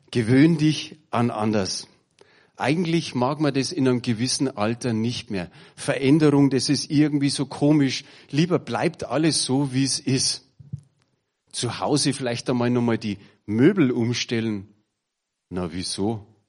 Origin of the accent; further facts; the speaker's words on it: Bavaria, Germany; bei uns in Bayern